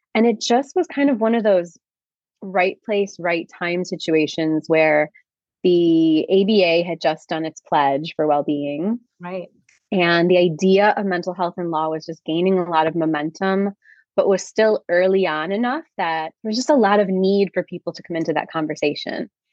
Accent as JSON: {"language": "English", "town": "Chicago", "region": "Illinois", "country": "United States", "tie": "born or raised there", "said": "I grew up in Chicago"}